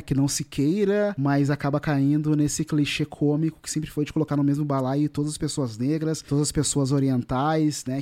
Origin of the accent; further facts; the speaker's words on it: Porto Alegre, Rio Grande do Sul, Brazil; Eu nasci numa periferia em Porto Alegre, que é um bairro chamado Restinga